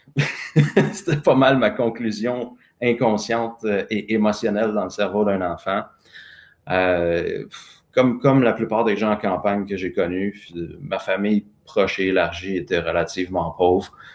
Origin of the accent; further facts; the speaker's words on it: Sainte-Mélanie, Quebec, Canada; je suis né à Sainte-Mélanie, qui est un petit village euh, à côté de Joliette, dans la Naudière. fils de petit-fils de fermier sur une ferme à tabac